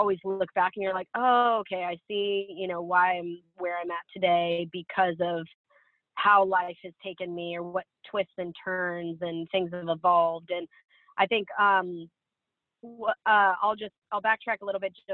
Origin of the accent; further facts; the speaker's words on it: Seattle, Washington, United States; moved away as an adult; also born or lived in California; I'm from Seattle, moved to California